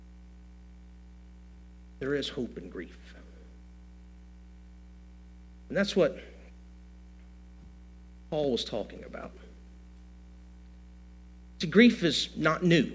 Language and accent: English; Gulf Coast, United States; we grew up on the Gulf Coast.